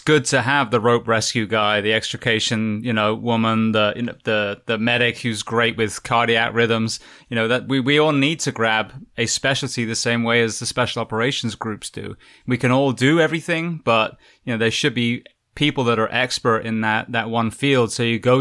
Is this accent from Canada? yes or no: no; England, United Kingdom; moved away as an adult; also born or lived in California / Florida; now in United States; I was raised in England and I worked in California and Florida